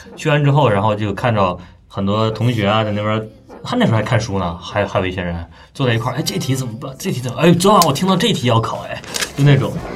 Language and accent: Chinese; Northeast China, China; 我们东北人，就是都不爱出东三省